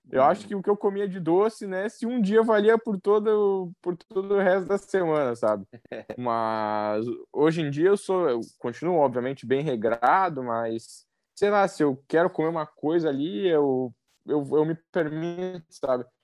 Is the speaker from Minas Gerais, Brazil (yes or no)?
no; Rio Grande do Sul, Brazil; Cara, é, eu sou gaúcho, mas eu sou italiano também, né?